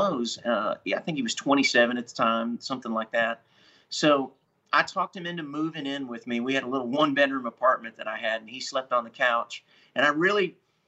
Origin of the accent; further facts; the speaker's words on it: Columbus, Ohio, United States; moved away; I grew up in Columbus, Ohio, so I'm a Midwesterner